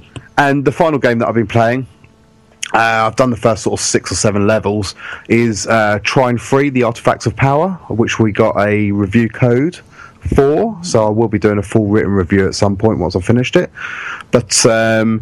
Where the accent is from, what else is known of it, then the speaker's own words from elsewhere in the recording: England, United Kingdom; we're from England